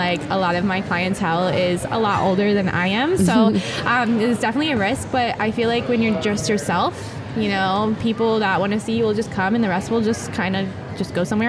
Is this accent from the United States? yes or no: yes; Jupiter, Florida, United States; also born or lived in Boca Raton, Florida; I am from Boca, Florida, and I am born and raised in Florida, Jupiter, Florida